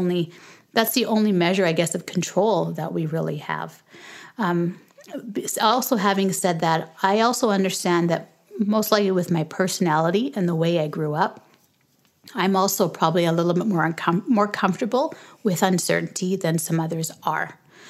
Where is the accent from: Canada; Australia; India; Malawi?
Canada; also born or lived in Jamaica / Lagos, Nigeria / United States; I was born in Canada, but when we were 6 weeks old, when I was 6 weeks old, we moved back to Jamaica. And we moved back when I was school age, back to Canada. But in between that, we had lived in Nigeria, Lagos, Nigeria.